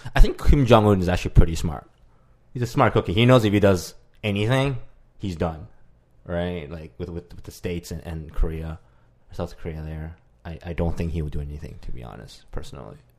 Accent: Canada; as a Canadian

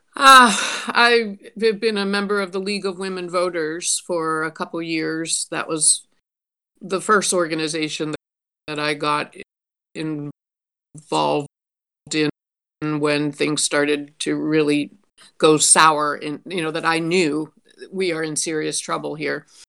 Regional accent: Pittsburgh, Pennsylvania, United States; now in Toledo, United States; I'm originally from Pittsburgh. Um, have lived in Toledo for thirty years

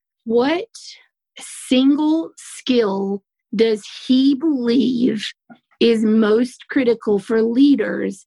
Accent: the South, United States; accent: Southern; I have a Southern accent

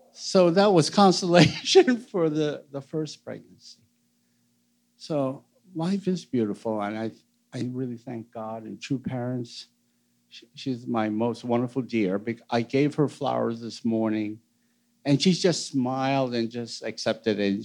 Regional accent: United States; I'm born American

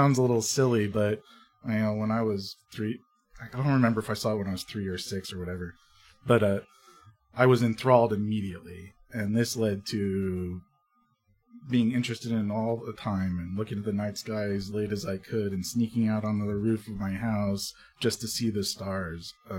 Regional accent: New Jersey, United States; moved away as an adult; also born or lived in Austin, Texas; although I grew up in New Jersey, I ended up going to the University of Texas at Austin

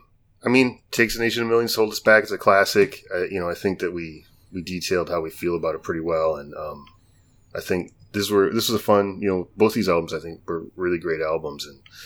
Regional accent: Midwest, United States; growing up in the Midwest

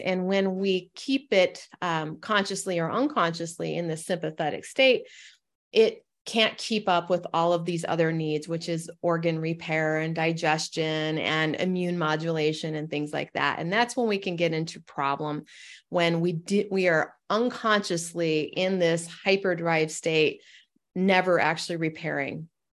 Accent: Northern Michigan, United States; moved away as an adult; also born or lived in Portland, Oregon; I'm from Northern Michigan. I travel home

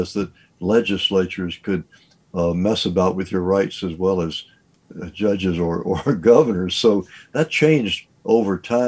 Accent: Richmond, Virginia, United States; I was born and raised in Richmond

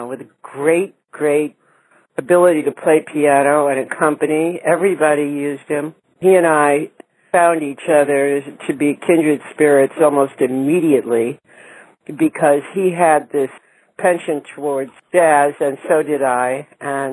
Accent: New York City, New York, United States; I grew up in Manhattan

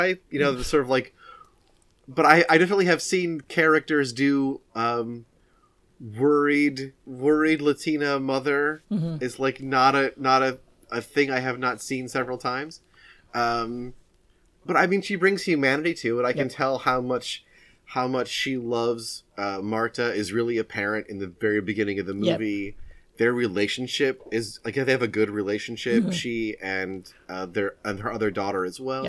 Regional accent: United States; Despite being American

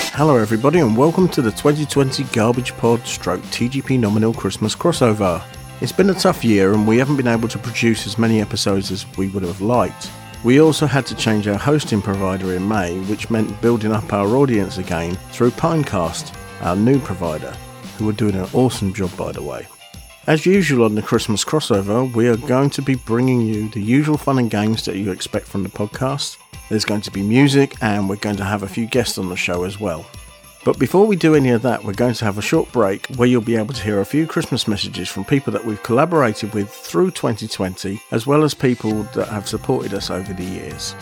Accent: Aylesbury, South East England, United Kingdom; my hometown of Aylesbury

